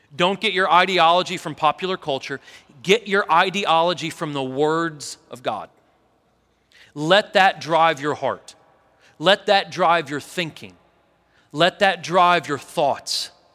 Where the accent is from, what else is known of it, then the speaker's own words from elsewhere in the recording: St. Louis, Missouri, United States; now in Tennessee, United States; I was born in Saint Louis